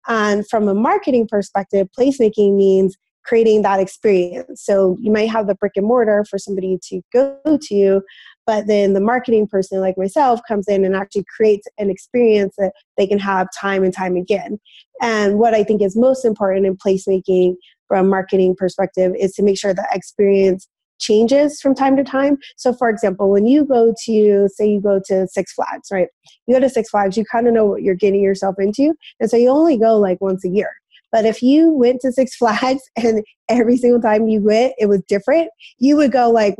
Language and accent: English; Denver, Colorado, United States; moved away as an adult; also born or lived in New York City / Ithaca, New York; I'm born and raised in Denver, Colorado